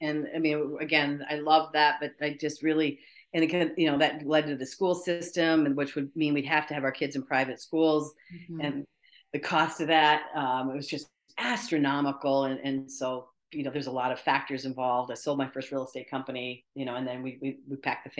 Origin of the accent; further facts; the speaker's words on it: Fort Carson, Colorado, United States; born there; I was born in Fort Carson, Colorado.